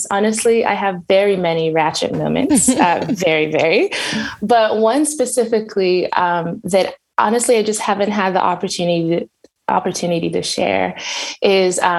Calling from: Edmonton, Alberta, Canada; So okay. specifically my city is Edmonton. So like Western Canada.

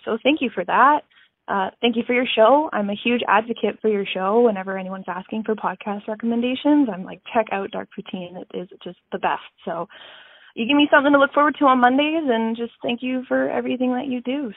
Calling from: Regina, Saskatchewan, Canada; I'm calling from Regina, Saskatchewan

